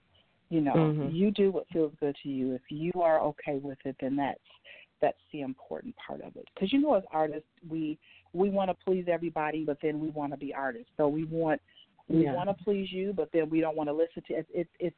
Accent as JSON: {"language": "English", "town": "Milwaukee", "region": "Wisconsin", "country": "United States", "tie": "born or raised there", "lives_now": "Nashville, United States", "said": "I'm actually a native of Milwaukee, Wisconsin. I've lived in Nashville for almost 10 years now, but I was born and raised in Milwaukee, Wisconsin."}